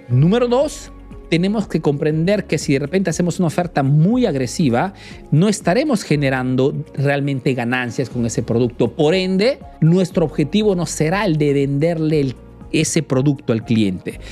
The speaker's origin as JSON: {"language": "Spanish", "country": "Peru", "moved": "yes", "lives_now": "Italy"}